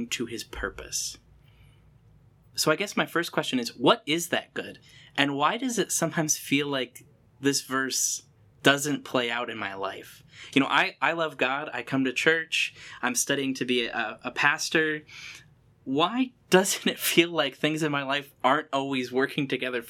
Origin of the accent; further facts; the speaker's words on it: United States; growing up in America